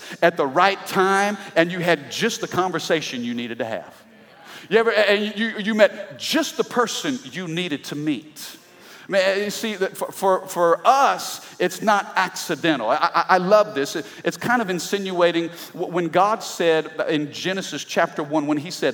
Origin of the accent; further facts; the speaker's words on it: Midwest, United States; I'm from the Midwest